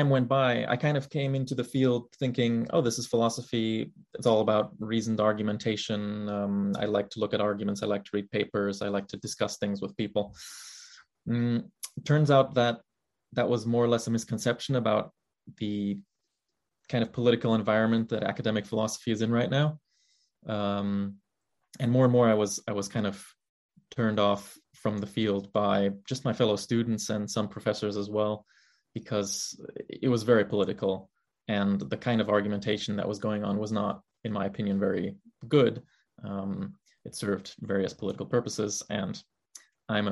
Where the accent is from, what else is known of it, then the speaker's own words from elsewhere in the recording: Germany; moved away as an adult; now in United States; growing up in Germany